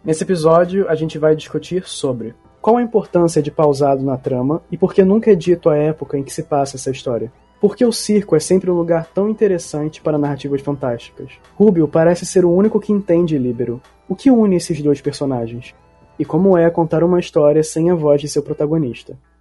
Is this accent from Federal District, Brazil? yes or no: no; Rio de Janeiro, Brazil; eu nasci, fui criado aqui no Rio